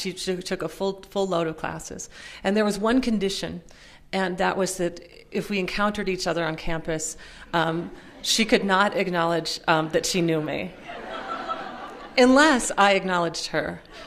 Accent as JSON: {"language": "English", "region": "Minnesota", "country": "United States", "tie": "born or raised there", "also_born_or_lived": "Pennsylvania", "said": "grown up uh, poor and working class in, in, Minnesota, most of the time in Minnesota. I was born in Pennsylvania, but um, moved to Minnesota when I was about six"}